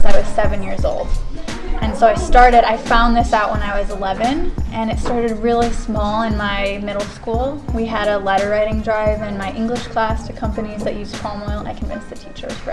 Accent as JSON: {"language": "English", "region": "Michigan", "country": "United States", "moved": "as an adult", "lives_now": "Cambridge, United Kingdom", "said": "I come from the US. I'm from Michigan"}